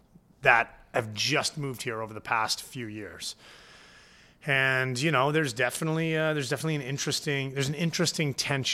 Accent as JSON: {"language": "English", "town": "Point Pleasant", "region": "New Jersey", "country": "United States", "tie": "born or raised there", "said": "Grew up down in Point Pleasant. So, you know, a lot of my, like, the North Jersey, like, hair gel, like, you know, super bro shit, like, didn't, it got milded out by growing up at the beach"}